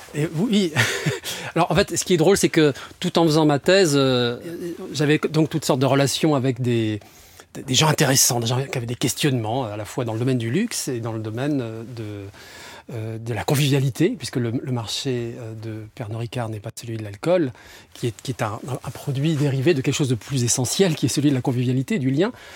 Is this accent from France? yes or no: yes; near Aix-en-Provence, Provence-Alpes-Côte d'Azur, France; moved away as an adult; now in Paris, France; moi je suis un méridional au départ. je suis né du côté d'Aix-en-Provence.